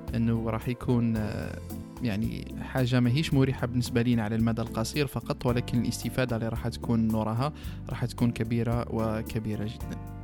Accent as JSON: {"language": "Arabic", "country": "Algeria", "said": "إحنا بالك جزائريين"}